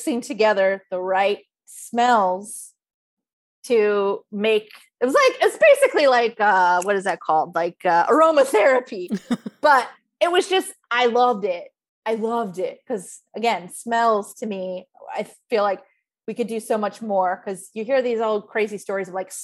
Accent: San Diego, California, United States; I grew up in San Diego, so we weren't too far from

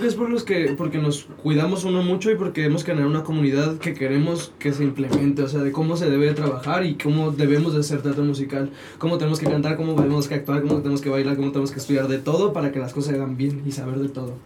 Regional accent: Sinaloa, Mexico; now in Mexico City, Mexico; soy de Sinaloa

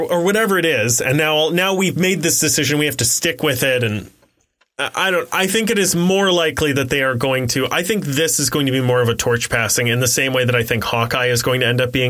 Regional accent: Australia; accent: Aussie; Because of my Aussie accent.

